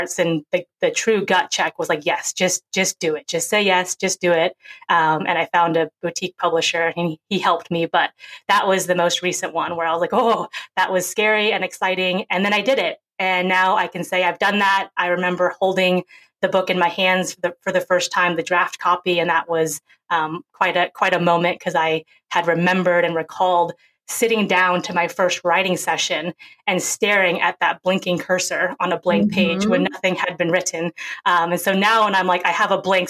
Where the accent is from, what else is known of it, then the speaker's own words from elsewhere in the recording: Seattle, Washington, United States; also born or lived in Seoul, South Korea; I was born in Seoul, South Korea. And then at 5.5 months old, as a little baby, I was brought over to America. And I grew up in Seattle, Washington.